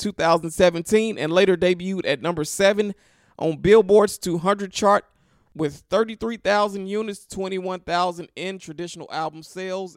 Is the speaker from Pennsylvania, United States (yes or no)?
no; Memphis, Tennessee, United States; I'm from Memphis